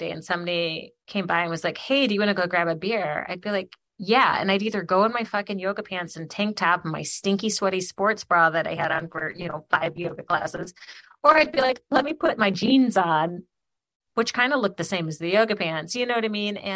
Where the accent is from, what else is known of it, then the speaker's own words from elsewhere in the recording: Ypsilanti, Michigan, United States; granted where i'm from Ypsi and arbor like people are like salt